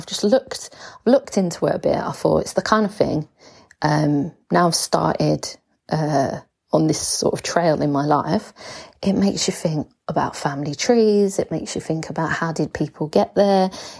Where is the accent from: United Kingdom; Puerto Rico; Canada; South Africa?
United Kingdom; England; I am from England, like I've got an English passport. I've lived in England.